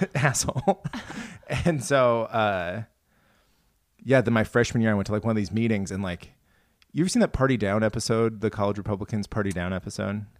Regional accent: Iowa, United States; moved away; also born or lived in St. Louis, Missouri; growing up in Iowa, like, nobody likes cultural stuff

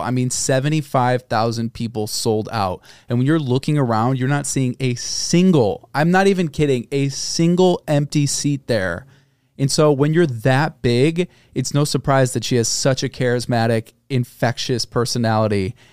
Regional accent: Chicago, Illinois, United States; I'm from Chicago

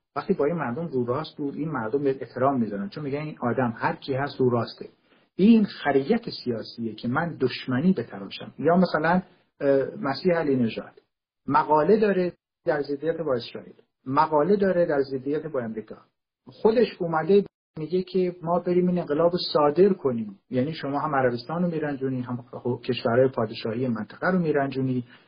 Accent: Kurdistan, Iran; تو کردستان متولد شدم

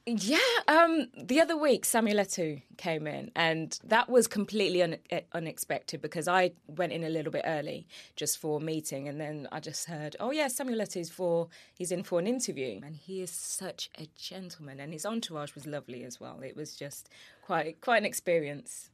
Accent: Birmingham, West Midlands, United Kingdom; I'm a Midlands girl. I'm from Birmingham.

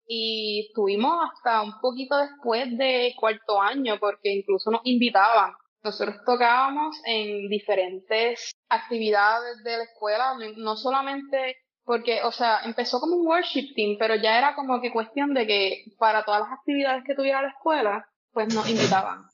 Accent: Peñuelas, Puerto Rico; also born or lived in Yauco / Ponce; Nací en Yauco, pero me crié en Peñuelas

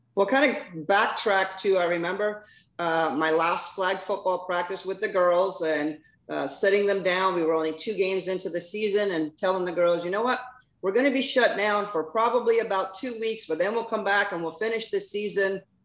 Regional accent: Weehawken, New Jersey, United States; moved away as an adult; also born or lived in Billings, Montana; now in Florida, United States; I'm originally from Weehawken, New Jersey. Uh, went to school there.

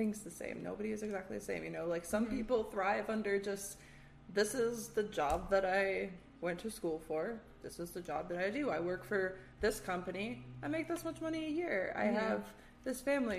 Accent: Michigan, United States; born or raised there

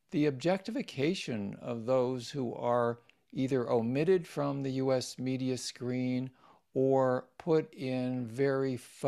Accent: Washington, D.C. area, United States; I grew up mostly in the Washington, D.C. suburbs, and Judaism was part of our household.

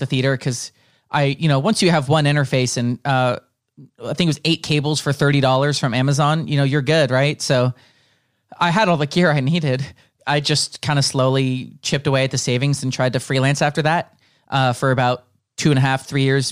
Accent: Bay Area, 30 minutes south of San Francisco, California, United States; moved away as an adult; now in Los Angeles, United States; I grew up like 30 minutes south of San Francisco

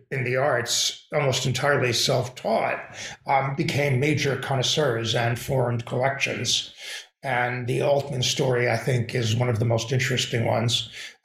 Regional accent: New York City, New York, United States; I grew up in New York City

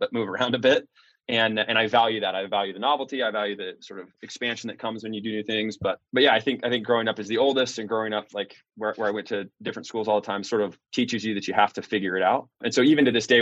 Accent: Independence, Missouri, United States; I grew up in Independence, Missouri. It's a suburb of Kansas City

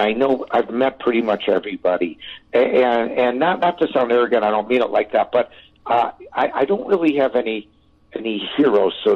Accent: Chicago, Illinois, United States; moved away; also born or lived in California; I'm a Chicagoan. You know, I was born in Chicago

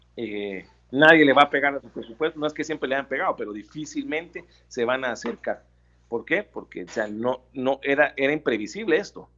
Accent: Guatemala; como guatemaltecos

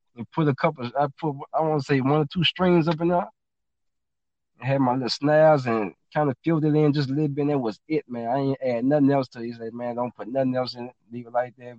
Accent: Baton Rouge, Louisiana, United States; I'm originally from Baton Rouge, Louisiana. Yep, born and raised

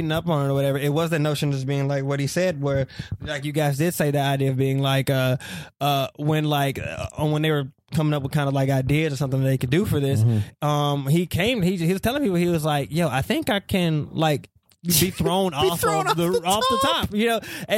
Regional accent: South Carolina, United States; moved away; I'm originally from South Carolina

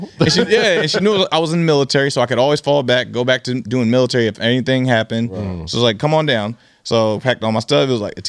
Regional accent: Seattle, Washington, United States; So I'm born from Seattle, and this is my first time.

